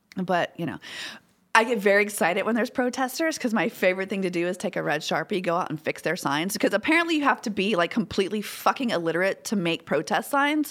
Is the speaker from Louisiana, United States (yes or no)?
yes; Baton Rouge, Louisiana, United States; I'm from Baton Rouge. I'm from Louisiana. Born and raised.